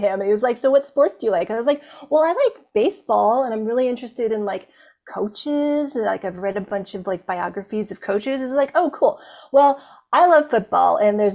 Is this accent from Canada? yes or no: yes; Canada; I am from Canada